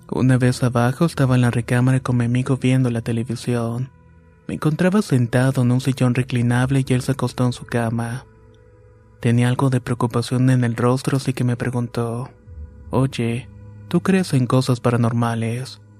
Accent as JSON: {"language": "Spanish", "town": "Uriangato", "region": "Guanajuato", "country": "Mexico", "moved": "as an adult", "lives_now": "Chicago, United States", "said": "Soy originario de Uringato, Guanajuato, pero hace más de 15 años que radico en Chicago, Illinois."}